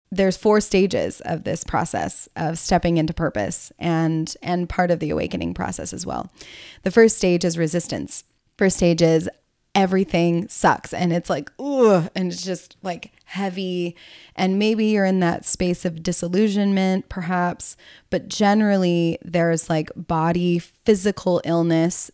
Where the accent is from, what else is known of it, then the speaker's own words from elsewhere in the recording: the South, United States; moved away as an adult; also born or lived in California; in the South, where I grew up